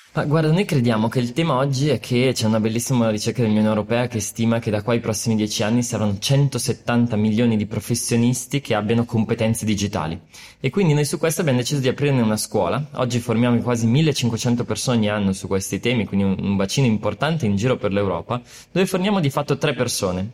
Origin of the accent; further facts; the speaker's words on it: Brescia, Lombardy, Italy; sono partito da, da Brescia, perché sono nato lì